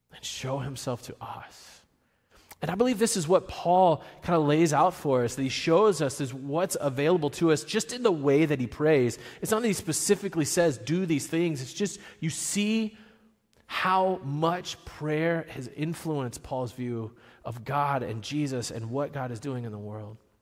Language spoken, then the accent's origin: English; Virginia, United States; I'm from Virginia.